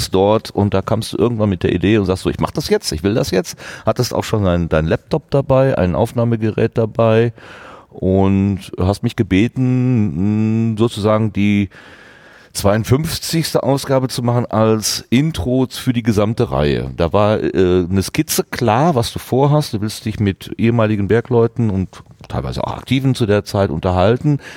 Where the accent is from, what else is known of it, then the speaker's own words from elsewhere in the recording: Hattingen, North Rhine-Westphalia, Germany; ich bin ein Kind der Stahlstadt Hattingen. Ich bin eher in Gegenwart eines Stahlarbeiter, äh, äh, in einem Stahlarbeitermilieu groß geworden